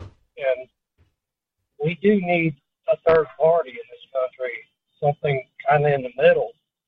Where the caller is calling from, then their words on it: Ocala, Florida, United States; I'm calling from Ocala, Florida tonight.